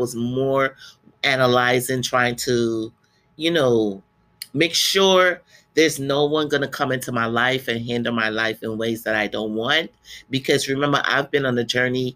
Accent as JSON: {"language": "English", "country": "Guyana", "tie": "born or raised there", "moved": "yes", "said": "I went back to my country. I'm from Guyana, South America, for the first time in 30 years."}